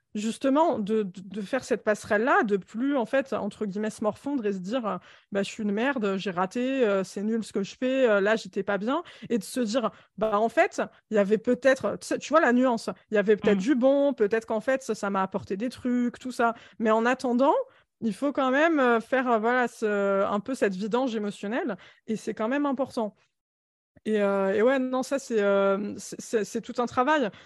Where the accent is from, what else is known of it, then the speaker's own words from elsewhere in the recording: Alfortville, Île-de-France, France; je suis née à Alfortville dans le 94, dans un bloc de 18 étages, HLM, insalubre